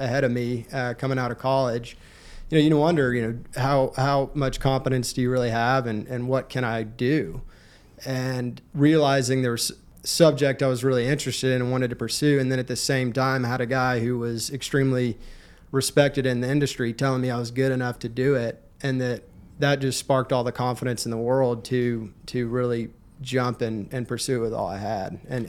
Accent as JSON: {"language": "English", "town": "Fort Worth", "region": "Texas", "country": "United States", "tie": "born or raised there", "moved": "as an adult", "lives_now": "Houston, United States", "said": "I grew up in the Fort Worth area, and my dad was actually an entrepreneur in the commercial real estate industry."}